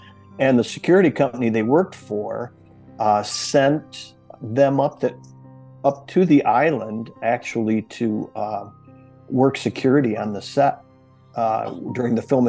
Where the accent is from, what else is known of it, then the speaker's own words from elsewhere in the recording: Michigan, United States; growing up in Michigan